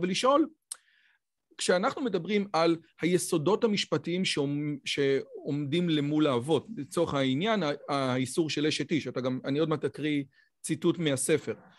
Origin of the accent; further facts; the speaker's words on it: Israel; גם בתור יהודי דתי, גם בתור יהודי ישראלי